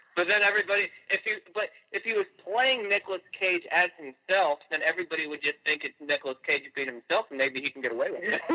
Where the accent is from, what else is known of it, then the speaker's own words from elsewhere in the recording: Iowa, United States; moved away as an adult; we're originally from Iowa